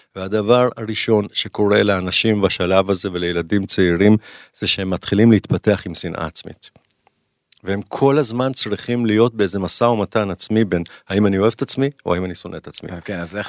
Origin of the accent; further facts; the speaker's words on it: Jerusalem, Jerusalem District, Israel; כשאני גדלתי בירושלים, משפחה טובה כזאת